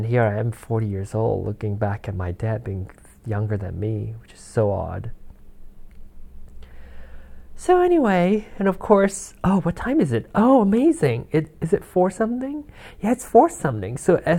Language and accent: English; Malaysia; born there; I was born in Malaysia, and their time is 12, no, 13 hours ahead of us right now